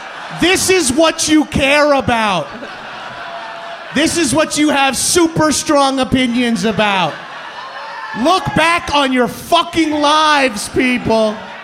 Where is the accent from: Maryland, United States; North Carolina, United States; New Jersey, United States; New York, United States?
New York, United States; I'm a New Yorker